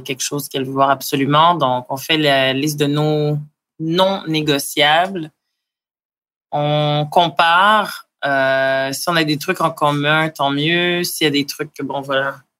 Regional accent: Montreal, Quebec, Canada; je viens de Montréal

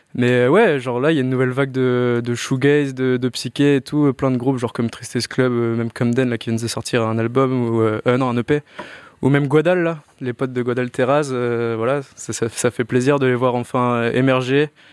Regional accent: Rennes, Brittany, France; on est tous de Rennes à la base, donc on a tous grandi dans cette scène

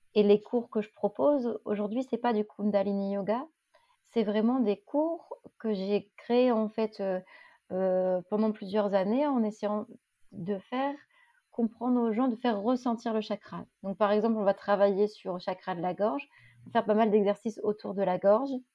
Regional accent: Lille, Hauts-de-France, France; J'ai grandi à Lille

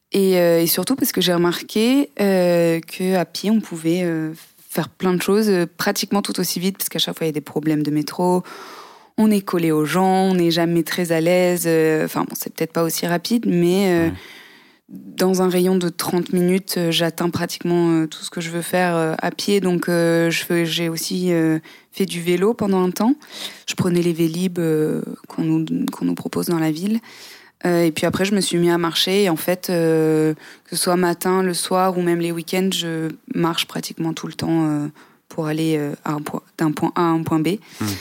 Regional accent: near Aix-en-Provence, Provence-Alpes-Côte d'Azur, France; moved away as an adult; also born or lived in London; now in Paris, France; j'ai grandi dans le sud

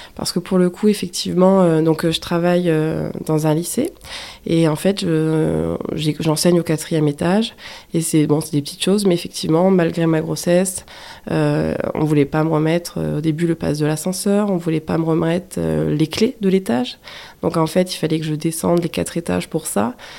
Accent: the North, northern France, France; moved away as an adult; je suis originaire du Nord, pas du tout de la région du Sud

